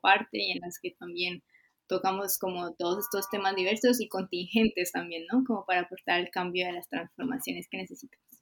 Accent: Colombia; now in Chile; soy colombiana

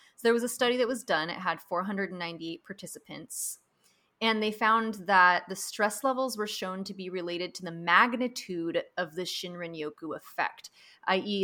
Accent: Pacific Northwest, United States; now in California, United States; growing up in the Pacific Northwest

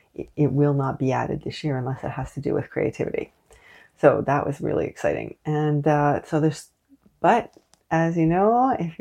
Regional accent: Canada; also born or lived in Montreal; I am unapologetically Canadian.

